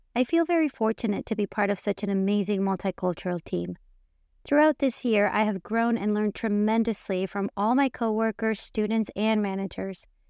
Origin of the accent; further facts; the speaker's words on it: Mexico; born and raised in Mexico